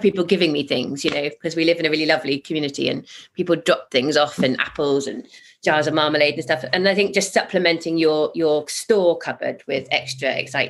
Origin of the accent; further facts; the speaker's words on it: Zimbabwe; also born or lived in Botswana; I've traveled all over the world. I grew up in Zimbabwe and Botswana.